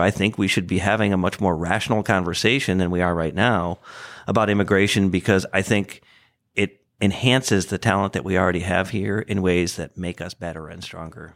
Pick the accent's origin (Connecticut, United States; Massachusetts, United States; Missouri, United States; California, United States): Connecticut, United States; Hartford; moved away as an adult; now in Indianapolis, United States; I grew up outside of Hartford, Connecticut